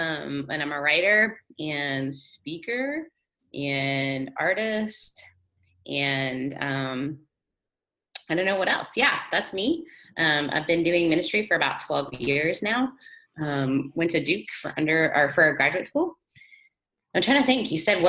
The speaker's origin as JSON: {"language": "English", "country": "Canada", "tie": "born or raised there", "also_born_or_lived": "Mississippi", "accent": "Brethrenadian", "said": "My mother is British. I grew up in Canada, and then I moved to Mississippi. So I'm British Southern Canadian. So I'm Brethrenadian."}